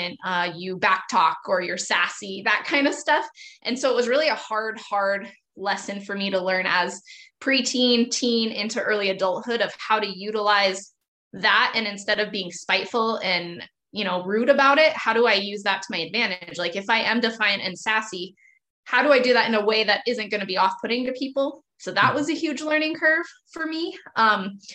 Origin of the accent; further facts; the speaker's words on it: Montana, United States; I'm from Montana, still live in Montana. Very close-minded, conservative Christian culture here. I grew up in a Montana ranch family